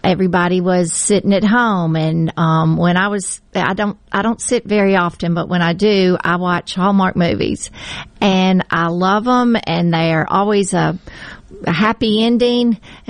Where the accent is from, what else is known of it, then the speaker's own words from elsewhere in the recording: Huntsville, Alabama, United States; moved away as an adult; now in Leland, Mississippi, United States; I grew up in Huntsville, Alabama, but I've been here for 42 years